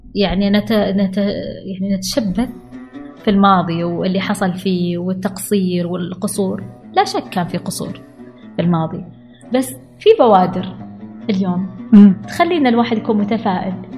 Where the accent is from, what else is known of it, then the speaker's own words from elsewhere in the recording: Al-Ahsa, Eastern Province, Saudi Arabia; انا بنت الاحساء